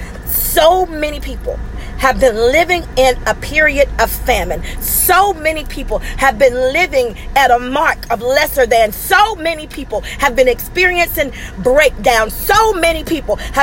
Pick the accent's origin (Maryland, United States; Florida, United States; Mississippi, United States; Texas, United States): Mississippi, United States; I'm from Mississippi, where there's red mud